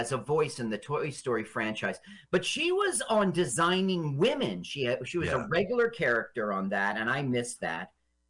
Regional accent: Las Vegas, Nevada, United States; We're not quite in Las Vegas yet because I did a lot of growing up in Vegas.

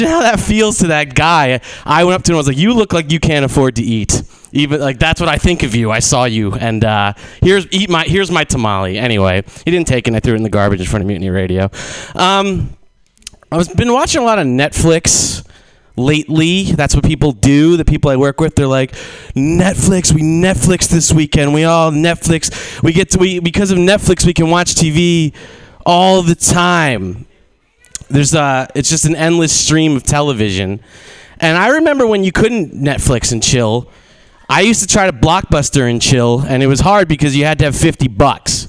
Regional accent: New Jersey, United States; moved away as an adult; now in San Francisco, United States; I'm from New Jersey, and I moved to San Francisco a couple years ago

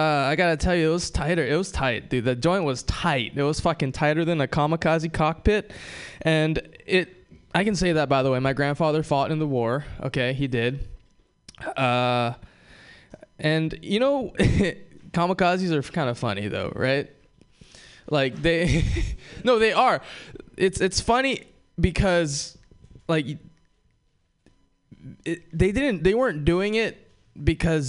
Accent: Hawaii, United States; moved away; I'm from Hawaii

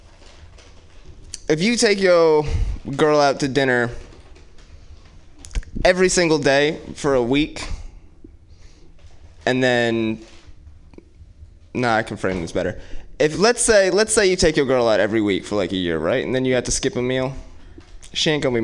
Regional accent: Oakland, California, United States; my parents are from Jersey, but I grew up in West Oakland

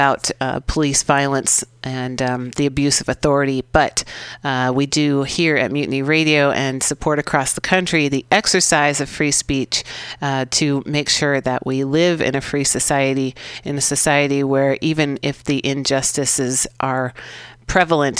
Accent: San Francisco, California, United States; I grew up here in San Francisco out in the sunset, right by the beach

